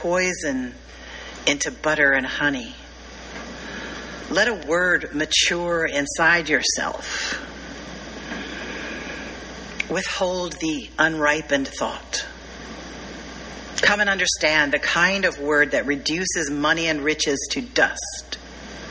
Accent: the South, United States; I'm from the South

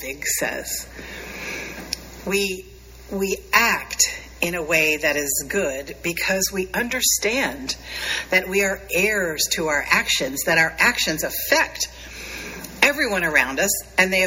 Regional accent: Appalachia, United States; I grew up very near Appalachia

